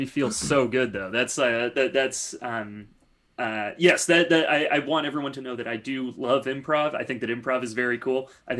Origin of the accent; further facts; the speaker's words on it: California, United States; moved away; also born or lived in Chicago; It goes deeper than that, though, because we're both from NorCal.